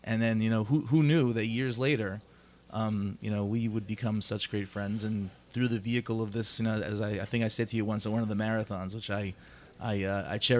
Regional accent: New York City, New York, United States; accent: American; now in Jerusalem, Israel; when I was a little boy growing up in Brooklyn. And we lived in Bensonhurst

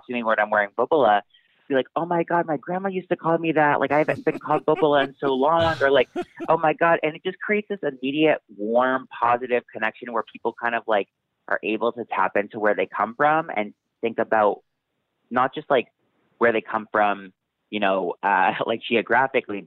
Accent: Massachusetts, United States; I grew up in Massachusetts

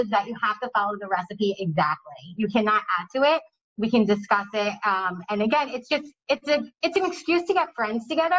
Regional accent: New Jersey, United States; moved away as an adult; now in Miami, United States; I'm originally from Jersey.

